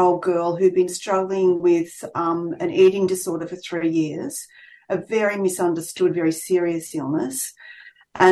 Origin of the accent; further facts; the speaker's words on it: Albury, New South Wales, Australia; my hometown, Albury, which is where I'm based, on the New South Wales Vic border